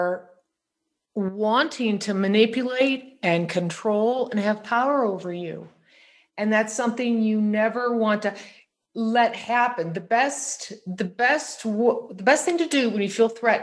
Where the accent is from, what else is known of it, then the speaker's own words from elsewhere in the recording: St. Louis, Missouri, United States; I grew up in St. Louis